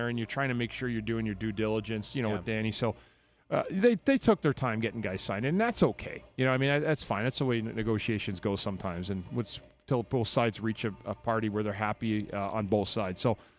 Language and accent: English; Ottawa, Ontario, Canada; It's Ottawa. Yeah. My hometown.